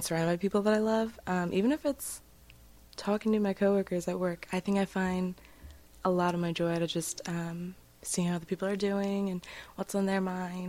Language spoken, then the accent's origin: English; Lancaster, Pennsylvania, United States; I'm from Lancaster, Pennsylvania. Been here my whole life.